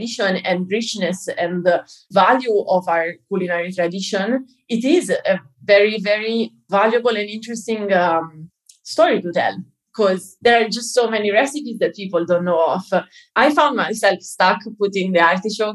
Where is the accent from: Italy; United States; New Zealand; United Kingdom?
Italy; I'm a Jew and I come from Italy